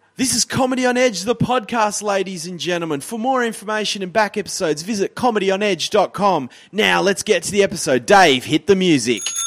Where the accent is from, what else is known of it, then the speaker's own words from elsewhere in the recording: Tasmania, Australia; I grew up in Tasmania